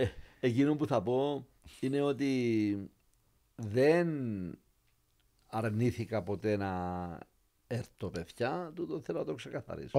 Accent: Limassol, Limassol District, Cyprus; Και, και λέμε Λεμεσόν. Την, αγαπώ την πόλη μου πάρα πάρα πολύ

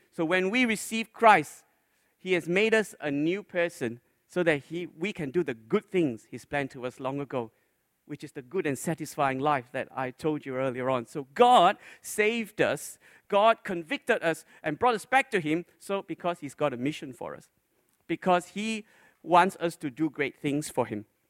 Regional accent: Malaysia; When I grew up in Malaysia, when I was a little boy

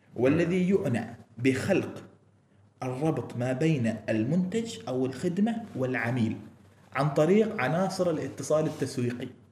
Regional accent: Oman; عندنا في عمان

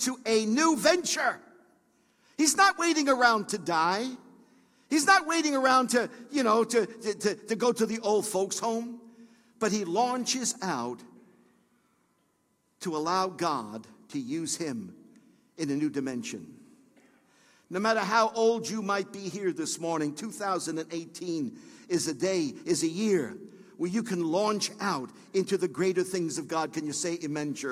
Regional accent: New York City, New York, United States; I was born and raised in Brooklyn

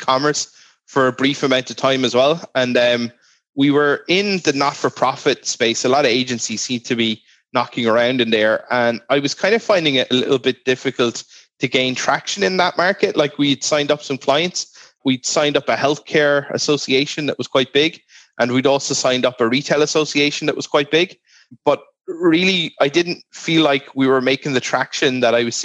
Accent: Ireland; born or raised there

